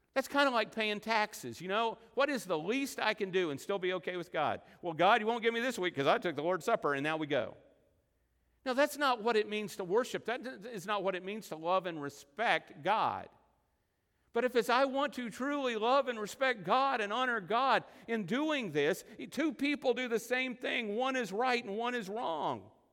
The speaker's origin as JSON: {"language": "English", "region": "Oklahoma", "country": "United States", "also_born_or_lived": "Texas Panhandle", "said": "I say Abba because I'm from Oklahoma and the Texas Panhandle, and that's the way we say it"}